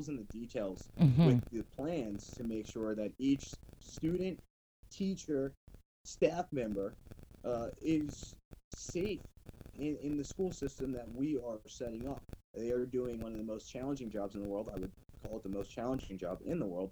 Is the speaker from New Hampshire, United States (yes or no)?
no; Haverhill, Massachusetts, United States; I grew up in Haverhill